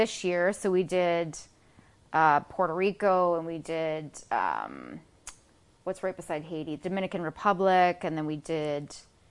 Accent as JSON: {"language": "English", "country": "Canada", "also_born_or_lived": "Los Angeles / London / Rome", "moved": "as an adult", "said": "I'm Canadian"}